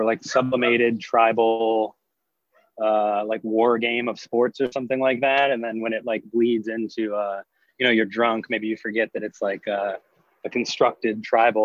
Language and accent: English; Cleveland, Ohio, United States; moved away as an adult; also born or lived in Maryland; Cleveland, Ohio, or a suburb just outside of Cleveland, Ohio.